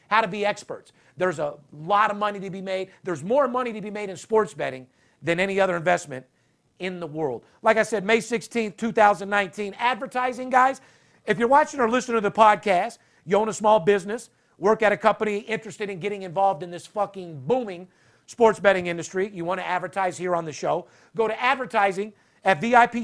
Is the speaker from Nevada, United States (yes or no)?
yes; Las Vegas, Nevada, United States; born and raised in Las Vegas